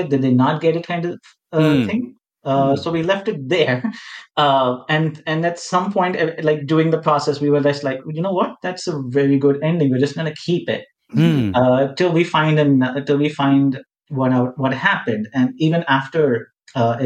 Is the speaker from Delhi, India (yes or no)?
no; Mumbai, Maharashtra, India; we're both from Mumbai, like the land of Bollywood